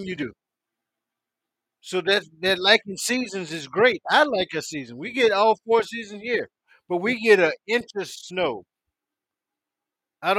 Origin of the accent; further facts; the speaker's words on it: Santuc, South Carolina, United States; also born or lived in Rhode Island / Maine; I'm the Santuck man because I'm coming from Santuck, South Carolina. Population of a couple hundred